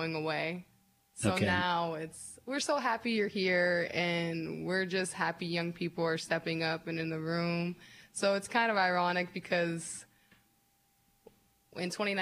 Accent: Erie, Pennsylvania, United States; And I grew up on the Lower East Side. I live on the Lower East Side, so it's like I'm the first Lower East Side City Council person

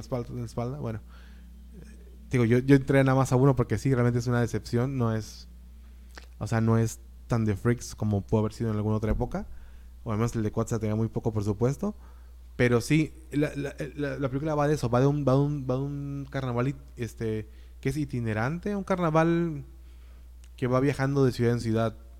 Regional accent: Mexico; somos mexicanos

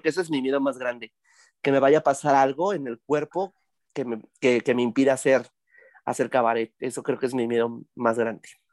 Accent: Tlaxcala, Mexico; Yo soy de Tlaxcala

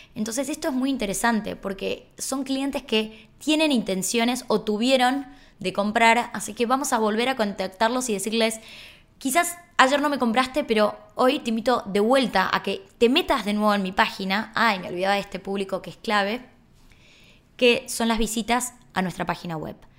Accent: Argentina; somos así los argentinos

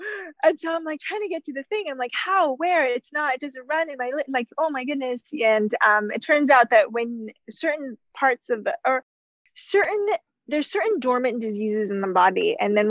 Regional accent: United States; moved away as an adult; also born or lived in Canada; I'm from the US

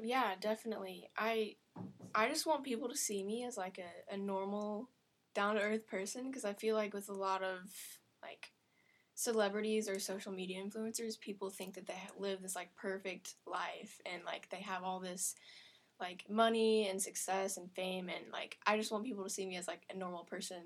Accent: Springfield, Missouri, United States; I grew up in Springfield, Missouri, which is this little town

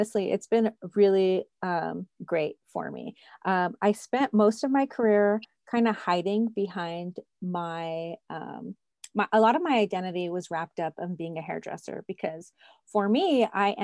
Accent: California, United States; moved away as an adult; also born or lived in New York; now in Cheyenne, United States; I am now licensed in 3 states, California, my hometown, New York, and now I'm currently in Cheyenne, Wyoming.

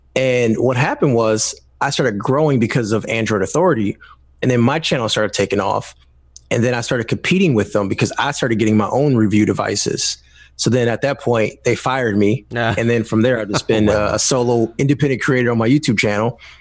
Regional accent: Detroit, Michigan, United States; I'm from Detroit, Michigan. I still live in the area, not in Detroit right now, uh, but I'm still in Michigan

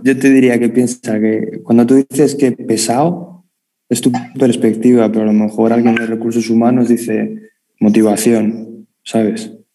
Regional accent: Madrid, Community of Madrid, Spain; accent: madrileño; yo, con mi acento madrileño

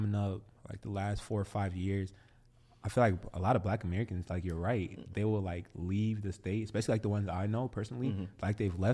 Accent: Liberia; now in Minneapolis, United States

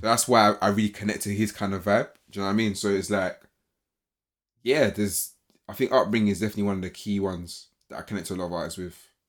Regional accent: England, United Kingdom; growing up as a British or Ghanaian British, um, individual

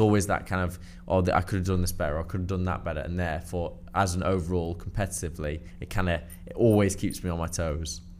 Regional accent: Cheshire, North West England, United Kingdom; I'm from Cheshire, so it was a very small primary school

